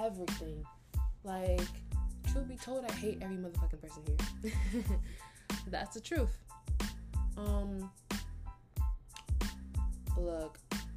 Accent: United States; also born or lived in Nigeria; I'm Nigerian. So basically, I'm Nigerian American. I came here when I was like very young. I was like 2 years old. I was a baby. And I was raised here for the rest of my life after

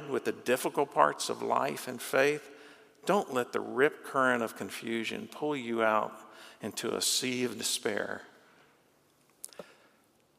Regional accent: Florida, United States; I grew up in Florida, learned to swim at the beach

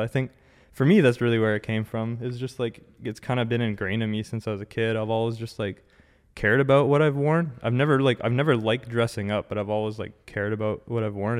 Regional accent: Ottawa, Ontario, Canada; born and raised in Ottawa, like, first of all. Um, yeah, lived here my whole life

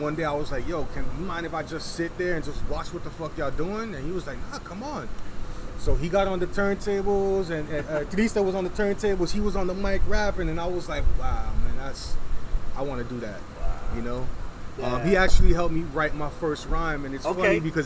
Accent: New York, United States; we're both Puerto Rican, you know. We're both from New York

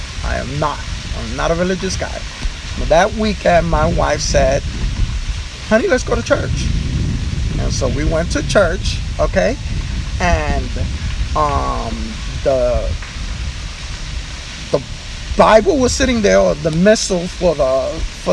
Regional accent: New York City, New York, United States; I was born and raised in Spanish Harlem

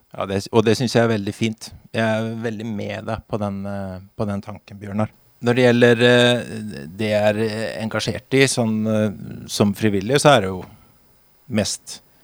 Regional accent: Halden, Østfold, Norway; moved away as an adult; now in Vinje, Norway; Egentlig fra, egentlig fra Halden

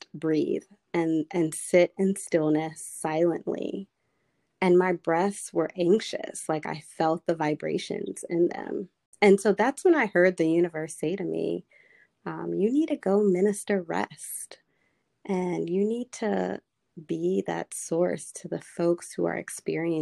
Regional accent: Charlotte, North Carolina, United States; now in Washington, DC, United States; I grew up in Charlotte, North Carolina, which is a pretty green town, but it is a southern town

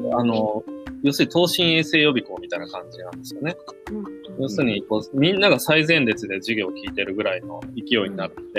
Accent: a town next to Takamatsu, Kagawa, Japan; 自然が多いとこですね。高松市の隣町なんですけど、香川県のね。で、まあ当時、高度経済成長期のただ中、ただ中ではないな。えっ、ー、ともう、もうそろそろ終わりに近づいてる1970年代なんですけれども、うん、人口がすごい増えてるので、郊外がどんどん切り崩されて、団地が建っていくんですね。で、僕の親はそこに家を借りて、僕がそこで育った

